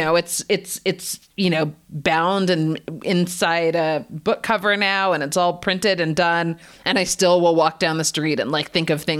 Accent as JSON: {"language": "English", "country": "Canada", "tie": "born or raised there", "also_born_or_lived": "United States"}